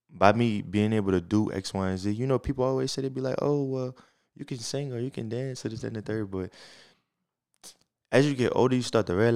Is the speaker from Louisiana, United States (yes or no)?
yes; New Orleans, Louisiana, United States; I'm definitely from New Orleans